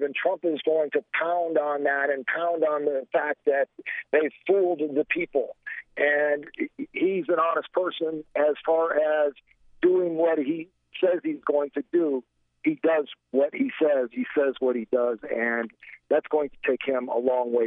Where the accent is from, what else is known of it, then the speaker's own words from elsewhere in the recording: Gary, Indiana, United States; moved away; also born or lived in Florida; I grew up in Gary, Indiana.